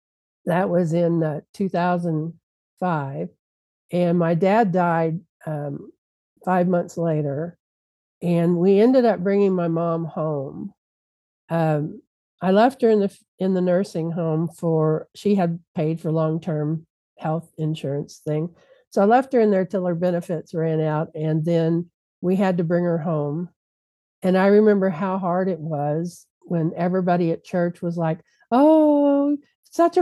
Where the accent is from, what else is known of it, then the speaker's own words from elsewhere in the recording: Louisville, Kentucky, United States; moved away; I'm from Louisville, Kentucky, and my parents were still in Louisville.